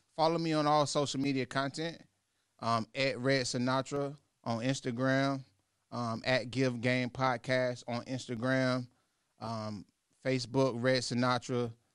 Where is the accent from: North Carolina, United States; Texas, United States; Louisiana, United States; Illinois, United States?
North Carolina, United States; I'm from North Carolina